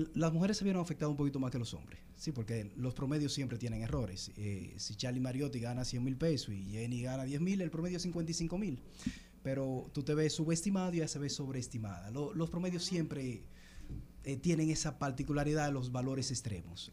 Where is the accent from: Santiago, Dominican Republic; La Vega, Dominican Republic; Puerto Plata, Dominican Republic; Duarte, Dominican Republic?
La Vega, Dominican Republic; Constanza; now in Santo Domingo, Dominican Republic; yo soy de Constanza y donde resido, en Santo Domingo.